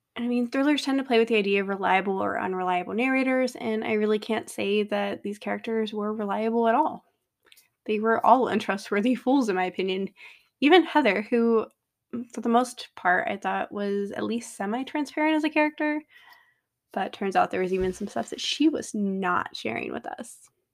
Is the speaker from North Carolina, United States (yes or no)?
yes; North Carolina, United States; also born or lived in Flagstaff, Arizona / Colorado / Denver; now in Phoenix, United States; Growing up in North Carolina